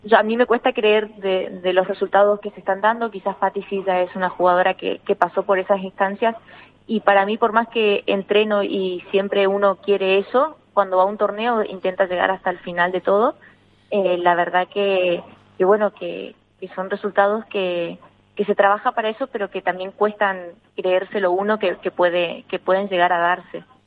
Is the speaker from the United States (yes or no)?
no; Argentina; now in Spain; en mi país